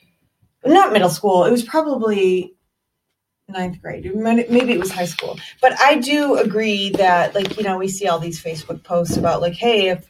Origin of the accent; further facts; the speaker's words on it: Dearborn, Michigan, United States; I grew up in Dearborn